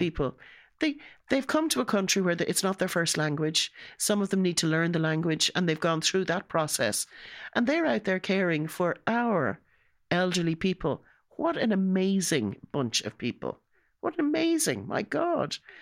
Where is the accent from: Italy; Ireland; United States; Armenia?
Ireland; being an Irish